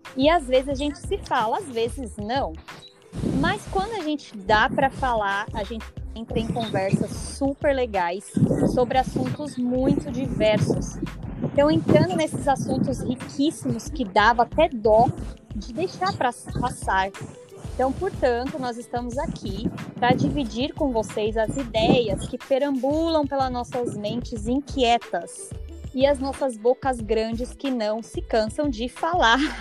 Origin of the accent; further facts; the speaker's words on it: São Paulo, Brazil; eu nasci e cresci em São Paulo, na Coab 1, Arthur Alvim, Zona Leste